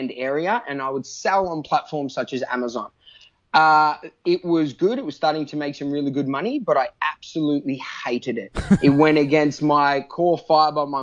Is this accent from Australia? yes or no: yes; Melbourne, Victoria, Australia; also born or lived in Phillip Island; I grew up in Melbourne, Australia, and I went to high school down on Phillip Island